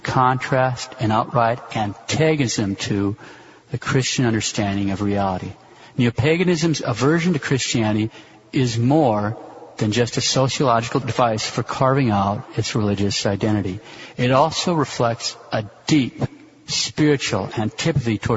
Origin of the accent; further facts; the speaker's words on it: Montana, United States; now in Kansas City, United States; growing up in Montana